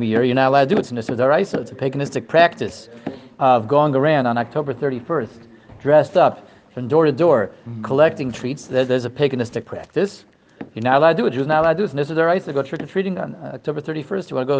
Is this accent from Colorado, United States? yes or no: yes; Denver, Colorado, United States; moved away; also born or lived in Israel; I grew up in Denver, Colorado, and then we spent about 20 years, spent exactly 20 years in Eretz Yisrael